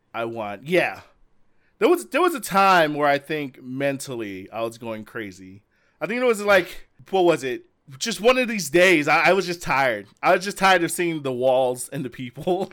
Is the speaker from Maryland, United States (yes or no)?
no; Las Vegas, Nevada, United States; I'm from Las Vegas